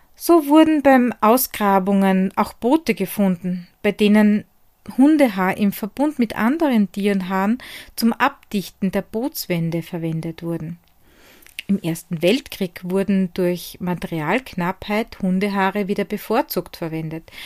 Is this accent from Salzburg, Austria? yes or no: no; Hart bei Graz, Styria, Austria; von Die Handwerkstätte aus meiner Heimat in Hart bei Graz in der grünen Steiermark.